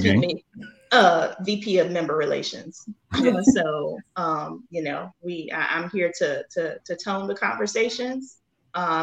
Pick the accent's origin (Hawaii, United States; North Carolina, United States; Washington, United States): North Carolina, United States; also born or lived in Virginia Beach, Virginia / Norfolk, Virginia; now in Atlanta, United States; I live in Atlanta, Georgia, but born and raised in North Carolina